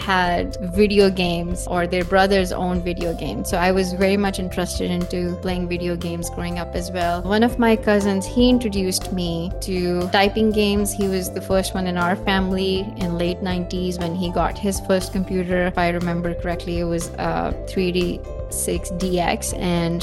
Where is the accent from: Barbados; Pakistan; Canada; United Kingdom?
Pakistan; I grew up in Pakistan. My mom was working in public health, so we moved around whenever she got transferred. I've lived in different cities in Pakistan.